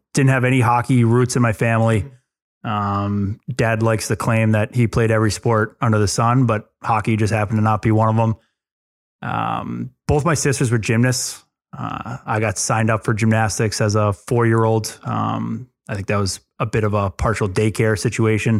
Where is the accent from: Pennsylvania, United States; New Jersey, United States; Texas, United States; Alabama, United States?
New Jersey, United States; also born or lived in Long Island, New York; grew up here, here in Jersey. I was born on Long Island. Um, moved to Jersey when I was two or three years old. Uh, grew up on a farm in North Jersey